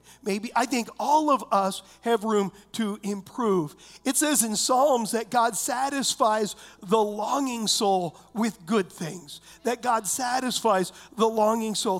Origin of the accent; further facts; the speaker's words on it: United States; I'm an American